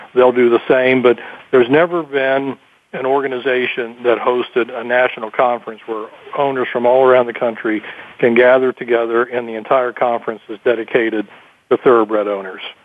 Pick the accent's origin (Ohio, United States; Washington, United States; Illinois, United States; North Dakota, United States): Ohio, United States; Columbus; in Ohio, especially my home state